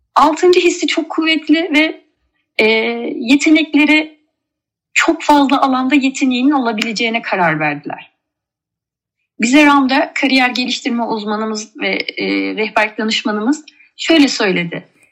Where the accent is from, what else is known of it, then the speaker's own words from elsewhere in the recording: Mersin, Turkey; also born or lived in Ankara / Kars; Kars'tan Mersin'e ilkokula Mersin'de başladım.